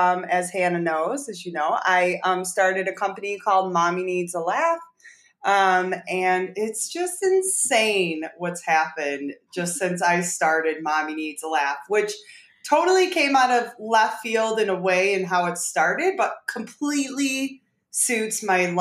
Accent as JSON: {"language": "English", "region": "Michigan", "country": "United States", "said": "I am from Michigan"}